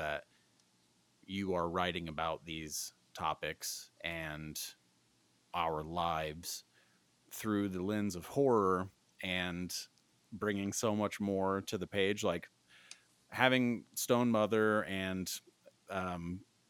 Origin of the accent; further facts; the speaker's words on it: Midwest, United States; I'm from the Midwest